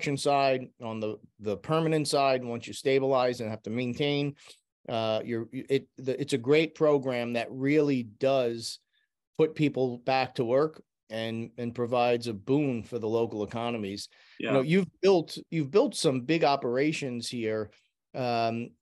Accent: New York, United States; in my hometown

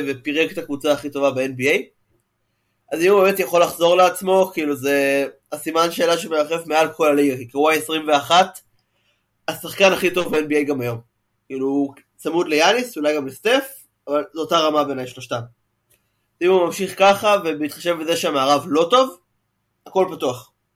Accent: Israel; בתור ישראלי

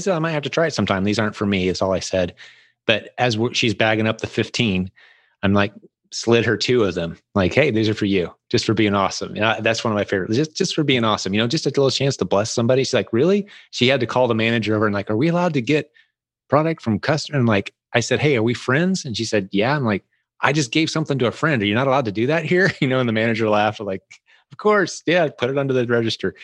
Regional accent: United States; I'm known as the American when I come in.

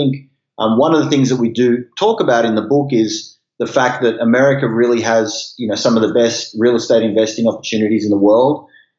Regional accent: Sydney, New South Wales, Australia; moved away as an adult; now in United States; I'm originally from Sydney, Australia.

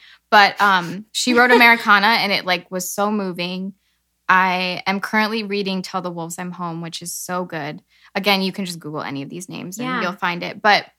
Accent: Illinois, United States; growing up in Illinois

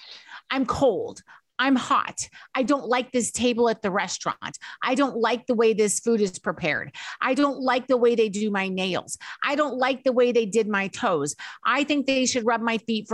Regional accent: Idaho, United States; We were raised that way growing up in Idaho

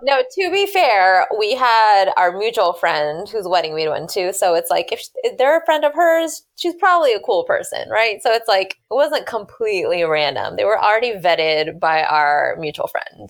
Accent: Houston, Texas, United States; moved away as an adult; growing up in Houston

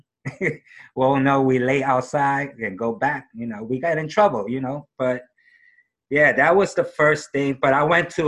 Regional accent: New York City, New York, United States; also born or lived in Woodside, Queens, New York; I grew up in Harlem, New York, Upper West Side.

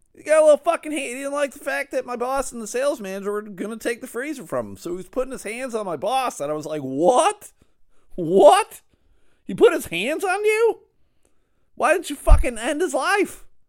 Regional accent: outside of Buffalo, New York, United States; I grew up outside of Buffalo

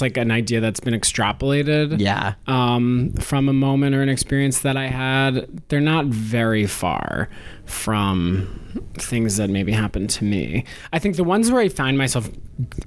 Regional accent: Westchester, New York, United States; I grew up in Westchester, New York, which is about an hour outside the city

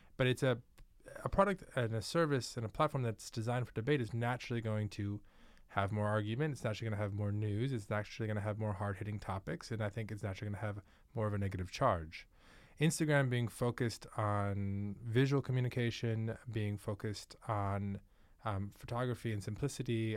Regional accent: New York, United States; moved away; also born or lived in Manhattan, New York; I'm actually from New York.

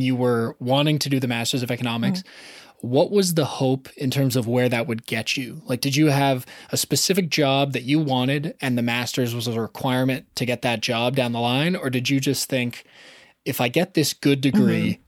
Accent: Southern Ontario, Canada; I grew up in Southern Ontario, and so I never had to move more than an hour

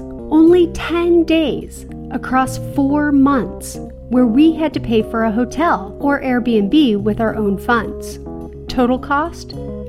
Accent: Oklahoma, United States; moved away; also born or lived in Arizona; Do we say Arizona, where we lived for the last 18 years? Do we say Oklahoma, where we both grew up?

